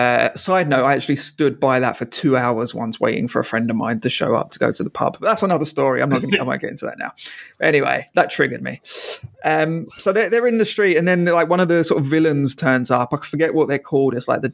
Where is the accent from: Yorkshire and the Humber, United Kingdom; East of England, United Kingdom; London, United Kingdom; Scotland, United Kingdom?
London, United Kingdom; I didn't know it was set in London, so I was like, oh, that's good. I always like, you know, seeing my hometown on cinema.